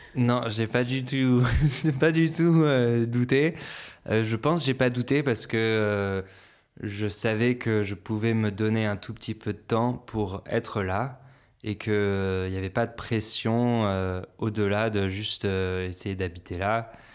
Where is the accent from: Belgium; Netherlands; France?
France; Antibes, Provence-Alpes-Côte d'Azur; moved away as an adult; also born or lived in Boston, United States / Lyon, France / San Francisco, United States / Los Angeles, United States; now in Biarritz, France; je suis né à Boston, aux États-Unis. J'ai déménagé en France quand j'avais 6 ans et euh, pour euh, habiter sur une ferme euh, avec mes parents. Et ensuite, j'ai grandi surtout dans le sud de la France, près de Nice, à, Antibes.